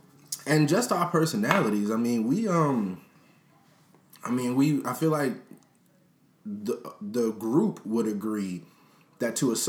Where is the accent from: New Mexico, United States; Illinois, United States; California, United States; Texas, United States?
Illinois, United States; Chicago; I grew up in Beverly.